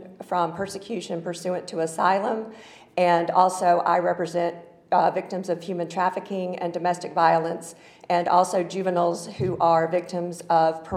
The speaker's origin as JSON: {"language": "English", "town": "Atlanta", "region": "Georgia", "country": "United States", "tie": "born or raised there", "accent": "Southern", "moved": "as an adult", "lives_now": "Washington, D.C. region, United States", "said": "I was born and raised in Atlanta, which explains the Southern accent."}